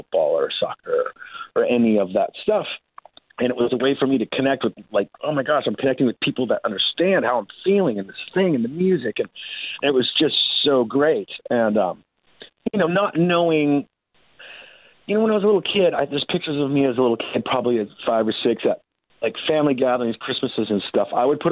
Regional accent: Puyallup, Washington, United States; also born or lived in Seattle; I grew up in Puyallup, which is, I know it's kind of a hard word to say. It's about an hour south, that's where I'm at now.

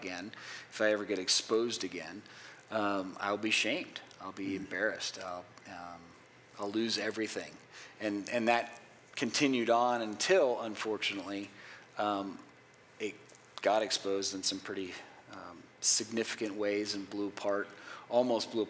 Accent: Miami, Florida, United States; also born or lived in Chicago, Illinois; In second grade, we moved from Illinois and from Chicago area to Miami where I grew up

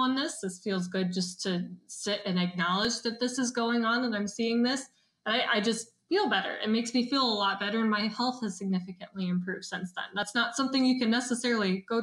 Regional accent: the Midwest, Iowa, United States; I'm from the Midwest, and Midwestern is very traditional.

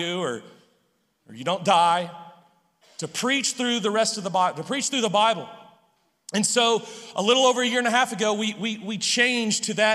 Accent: Humble, Texas, United States; I was born outside of Houston in a suburb of Houston called Humble. And so growing up in Humble

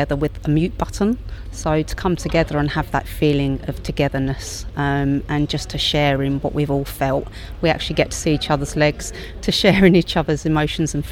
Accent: Crawley, South East England, United Kingdom; I'm from Crawley in West Sussex

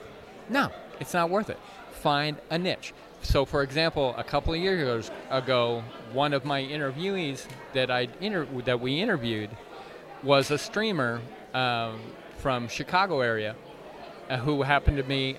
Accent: Canada; You know, I was raised in Canada.

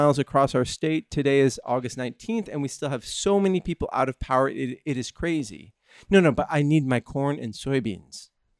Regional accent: Northern California, United States; When I was growing up in Northern California

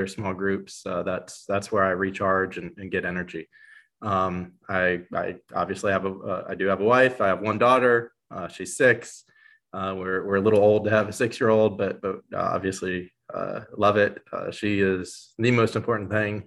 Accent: Orlando, Florida, United States; now in Mississippi, United States; I'm born and raised in Orlando

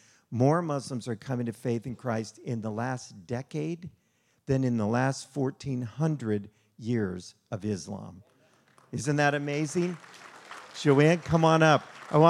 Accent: Chicago, Illinois, United States; born there; also born or lived in Las Vegas; So I was born in Chicago, plenty of business there. And then Las Vegas.

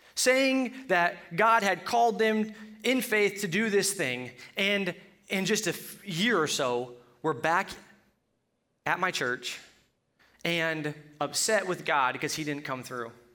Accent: Colorado, United States; accent: Colorado; My Colorado accent

